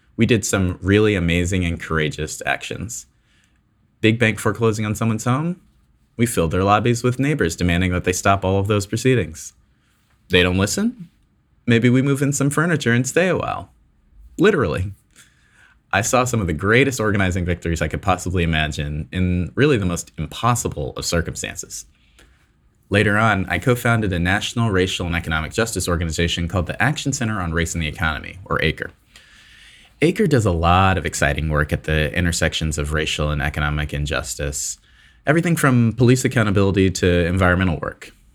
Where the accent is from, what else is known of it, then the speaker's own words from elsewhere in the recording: Newark, New Jersey, United States; I was born in Newark, New Jersey to a working class black family.